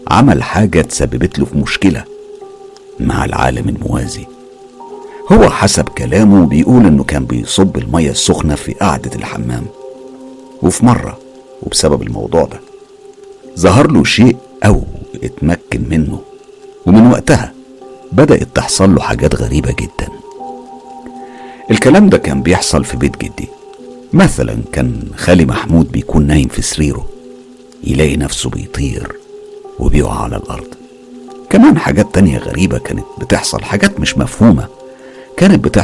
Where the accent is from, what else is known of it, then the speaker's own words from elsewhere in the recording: Aleppo, Aleppo Governorate, Syria; من سوريا وبالتحديد من حلب عمري دلوقتي 30 سنة